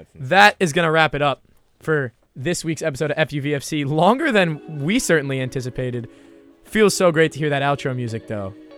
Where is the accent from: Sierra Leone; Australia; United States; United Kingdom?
United States; New Jersey; I'm a Re-, Red Bulls fan 'cause I'm from Jersey